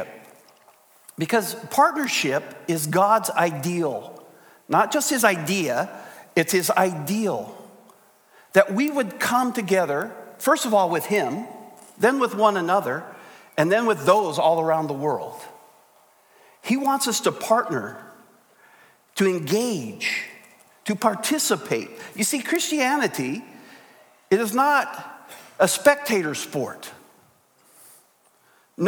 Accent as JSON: {"language": "English", "region": "South Dakota", "country": "United States", "tie": "born or raised there", "also_born_or_lived": "Napa Valley, California", "moved": "yes", "said": "I was born in South Dakota"}